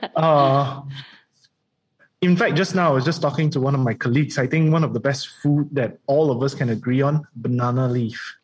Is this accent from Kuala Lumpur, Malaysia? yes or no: yes; Kuala Lumpur, Malaysia; being raised in KL